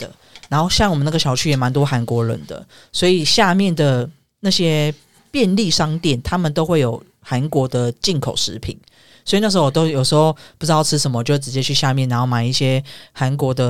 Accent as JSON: {"language": "Chinese", "country": "Taiwan", "also_born_or_lived": "Huizhou, Guangdong / Panyu, Guangzhou", "moved": "as an adult", "said": "那时候我们算是台湾人嘛"}